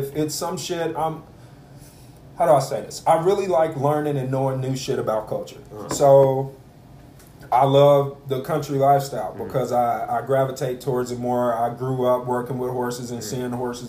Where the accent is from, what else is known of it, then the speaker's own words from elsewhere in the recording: Texas, United States; Growing up in Texas, bro, I grew up in what I call the ghetto